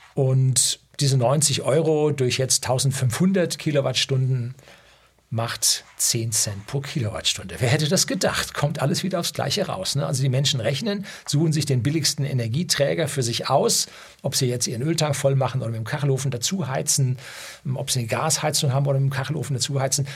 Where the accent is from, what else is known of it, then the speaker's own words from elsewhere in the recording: Upper Bavaria, Germany; bei uns in Oberbayern